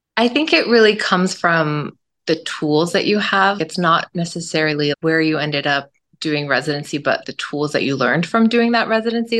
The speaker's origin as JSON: {"language": "English", "region": "Southern California", "country": "United States", "tie": "born or raised there", "also_born_or_lived": "Stockton", "said": "I was born and raised in SoCal."}